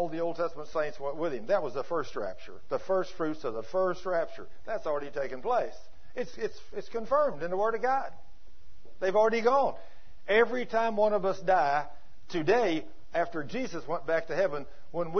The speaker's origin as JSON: {"language": "English", "region": "Texas", "country": "United States", "accent": "Texas", "said": "my Texas accent"}